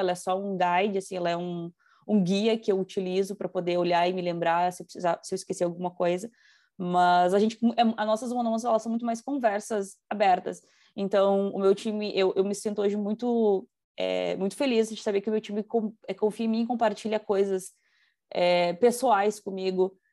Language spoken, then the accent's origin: Portuguese; Rio Grande do Sul, Brazil; moved away as an adult; now in Toronto, Canada; eu sou acostumada com a cultura gaúcha, sou gaúcha